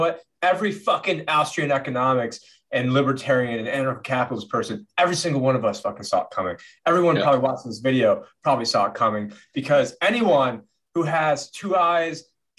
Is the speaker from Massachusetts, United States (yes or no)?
no; South Carolina, United States; And I'm from the South and from from South Carolina.